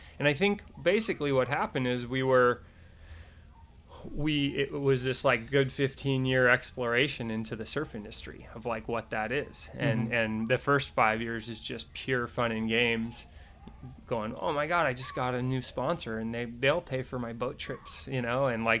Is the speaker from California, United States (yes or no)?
yes; Ojai, California, United States; We grew up in Ojai, California, so not that far away from the industry